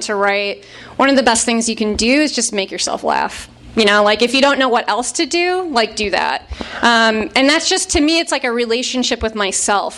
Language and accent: English; Chicago suburbs, Illinois, United States; I grew up in the Chicago suburbs in the 90s.